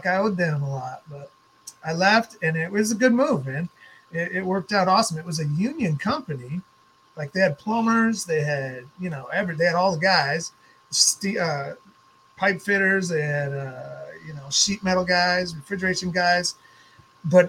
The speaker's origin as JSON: {"language": "English", "region": "Minnesota", "country": "United States", "also_born_or_lived": "Fargo, North Dakota / Portland, Oregon", "moved": "as an adult", "said": "I'm from Minnesota"}